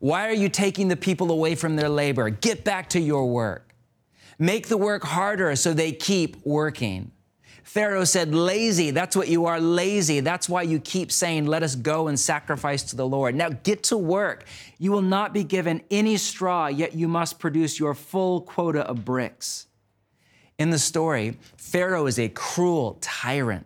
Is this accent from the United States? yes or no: yes; United States; my home country of the U.S.